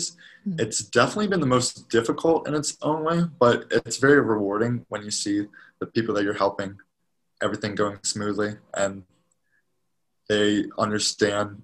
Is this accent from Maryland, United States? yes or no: yes; Maryland, United States; moved away as an adult; also born or lived in Knoxville, Tennessee; I'm originally from Maryland